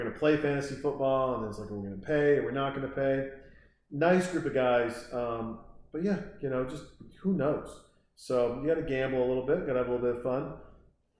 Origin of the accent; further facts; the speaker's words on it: Montana, United States; I was born and raised in Montana